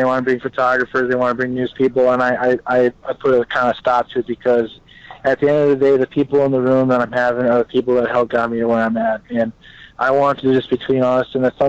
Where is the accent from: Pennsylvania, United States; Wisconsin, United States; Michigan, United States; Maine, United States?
Wisconsin, United States; obviously I grew up in Wisconsin. I played at Wisconsin